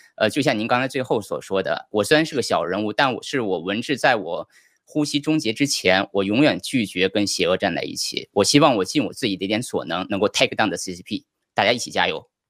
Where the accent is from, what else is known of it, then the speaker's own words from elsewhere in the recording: China; 我们中国人